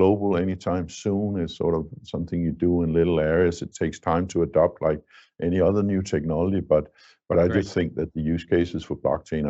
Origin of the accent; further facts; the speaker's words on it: Denmark; in my home country, Denmark